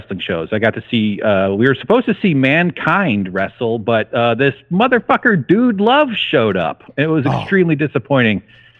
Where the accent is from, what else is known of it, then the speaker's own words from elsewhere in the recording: outside Chicago, Illinois, United States; I grew up outside Chicago. I lived in Chicago for 10 years after college.